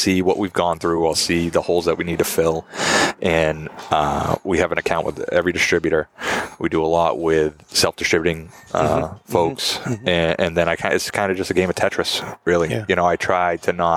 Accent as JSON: {"language": "English", "town": "Taunton", "region": "Massachusetts", "country": "United States", "tie": "born or raised there", "said": "growing up in Taunton and worked in the industry in Taunton."}